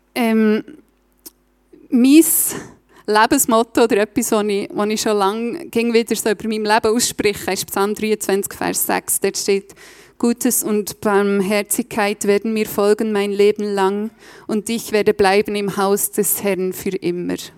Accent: Reichenbach im Kandertal, Bern, Switzerland; moved away as an adult; also born or lived in Berlin; now in Steffisburg, Switzerland; ich bin von, ursprünglich von Reichenbach. Ich hoffe, ihr versteht meinen Dialekt.

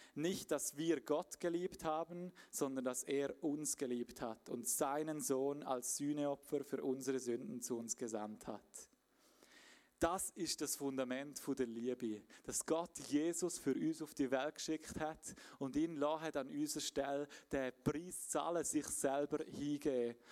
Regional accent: Graubünden, Switzerland; moved away; ich bin ursprünglich aus dem Bündnerland, wie man vielleicht ein bisschen gehört

